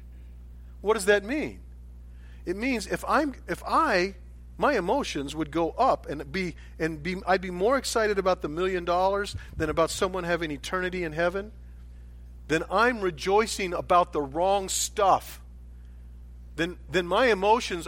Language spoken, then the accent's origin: English; United States; I grew up in America